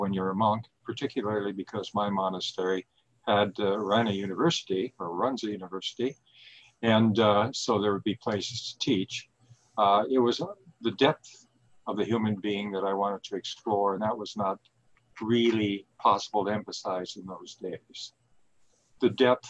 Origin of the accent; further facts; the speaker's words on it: Minnesota, United States; moved away as an adult; now in Toronto, Canada; the local community that I grew up in Minnesota